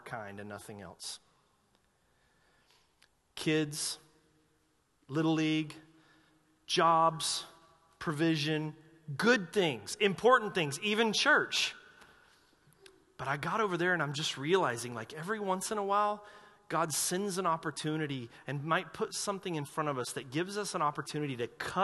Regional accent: North Carolina, United States; I'm from North Carolina

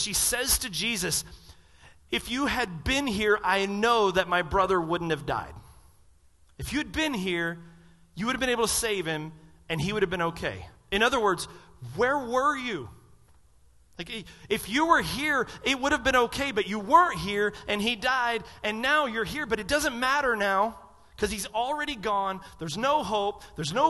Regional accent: the South, United States; I'm from the South

